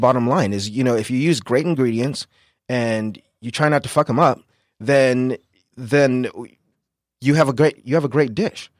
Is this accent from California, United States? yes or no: yes; San Diego, California, United States; I'm born and raised here in San Diego